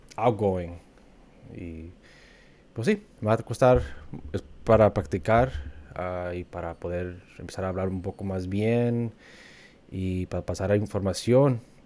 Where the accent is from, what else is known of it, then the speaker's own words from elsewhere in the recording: Wisconsin, United States; moved away as an adult; also born or lived in Kansas; now in Los Angeles, United States; cuando me preguntan de dónde soy, yo siempre digo que soy de Wisconsin porque pues, ahí crecí